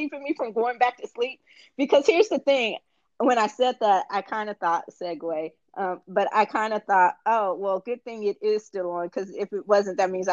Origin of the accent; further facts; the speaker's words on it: Indiana, United States; being from Indiana myself